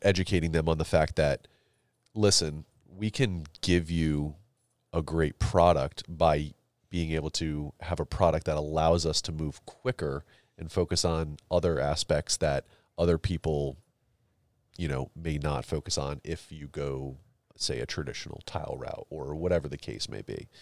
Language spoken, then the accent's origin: English; Connecticut, United States; I grew up in Connecticut, so, like, uh, there were a lot of lotta, like, prep schools we played